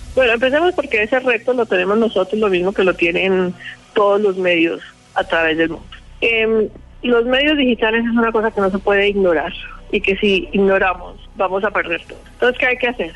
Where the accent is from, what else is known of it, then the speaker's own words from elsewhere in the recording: Colombia; moved away; siempre es un placer volver a mi tierra